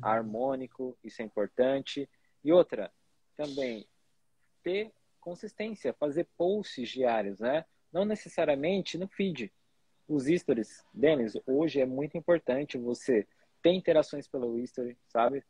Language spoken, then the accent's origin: Portuguese; São Paulo, Brazil; Eu saí de São Paulo, né, do lugar ali onde tinha artistas há 10 anos